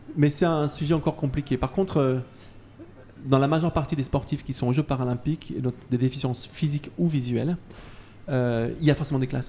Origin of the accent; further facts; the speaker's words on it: Isère, Auvergne-Rhône-Alpes, France; je suis de l'Isère